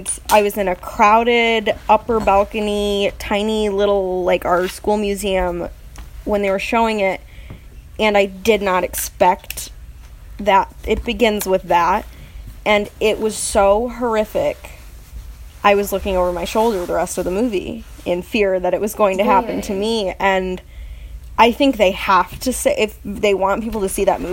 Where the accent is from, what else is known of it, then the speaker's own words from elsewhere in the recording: Michigan, United States; I'm from Michigan